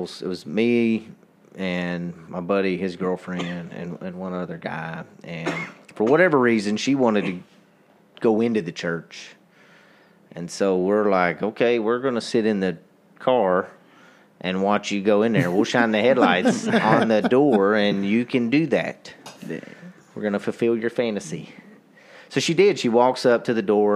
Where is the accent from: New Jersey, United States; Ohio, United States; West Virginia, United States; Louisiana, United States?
Louisiana, United States; moved away as an adult; I'm from Louisiana. When I first moved up here